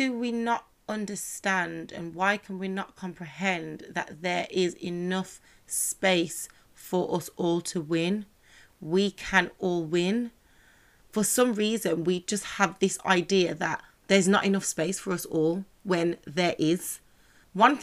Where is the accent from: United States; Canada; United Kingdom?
United Kingdom; Birmingham, West Midlands; I'm from Birmingham, so classic places would be Dudley Road, Soho Road